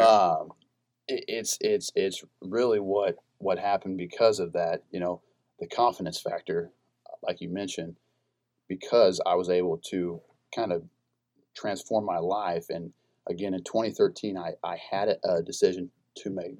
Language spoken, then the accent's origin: English; Iola, Kansas, United States; I'm from Iola, Kansas. It's about an hour and a half uh, south of Lawrence. Grew up my entire life.